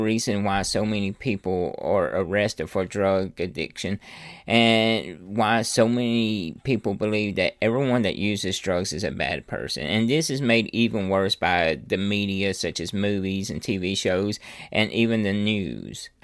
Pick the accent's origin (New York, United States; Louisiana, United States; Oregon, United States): Louisiana, United States; I'm from Louisiana